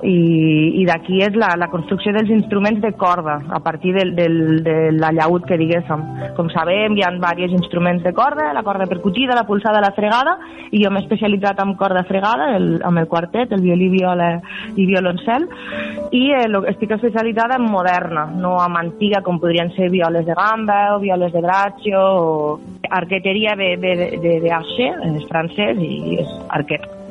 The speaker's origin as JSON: {"language": "Catalan", "town": "Lleida", "region": "Catalonia", "country": "Spain", "tie": "born or raised there", "moved": "yes", "lives_now": "Tarragona, Spain", "said": "Jo vaig néixer a Lleida, eh, tinc 35 anys i tinc el meu local comercial, el meu taller botiga, aquí a Tarragona"}